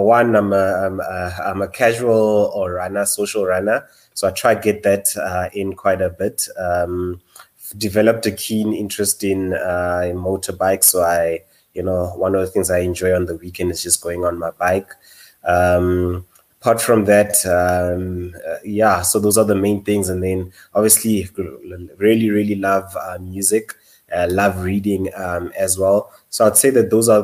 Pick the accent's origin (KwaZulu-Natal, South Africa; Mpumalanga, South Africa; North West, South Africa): North West, South Africa; Potchefstroom; moved away as an adult; also born or lived in Rustenburg / Johannesburg; born in Rustenburg, but my parents sent me off very, very early on, to Potchefstroom, where I spent the next 12 years in terms of my schooling, attended Potch Boys